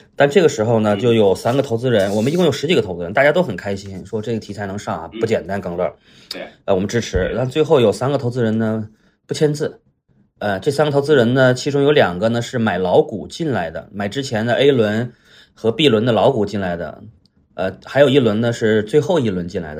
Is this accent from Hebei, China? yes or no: yes; Qinhuangdao, Hebei, China; moved away as an adult; also born or lived in Beijing; 带着几个小，小伙伴儿从青黄岛，就是我老家，呃，来到了北京嗯闯荡和发展